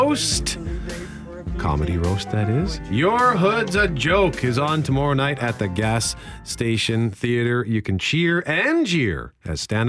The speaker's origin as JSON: {"language": "English", "town": "Winnipeg", "region": "Manitoba", "country": "Canada", "tie": "born or raised there", "said": "I grew up in Transcona"}